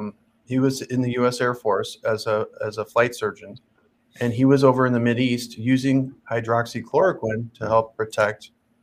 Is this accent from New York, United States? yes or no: no; Omaha, Nebraska, United States; born or raised there